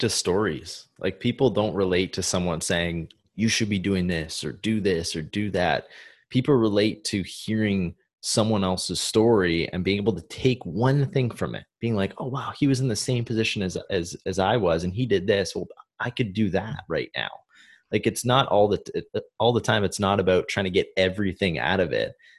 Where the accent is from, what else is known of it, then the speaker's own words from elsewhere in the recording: Canada; moved away as an adult; Growing up in Canada